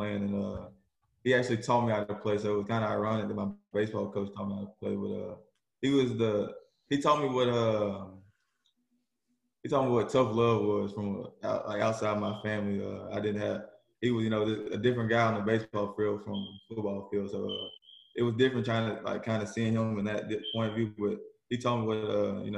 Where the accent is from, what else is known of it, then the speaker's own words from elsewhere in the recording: Southaven, Mississippi, United States; I'm from South Haven, Mississippi, outside of Memphis, Tennessee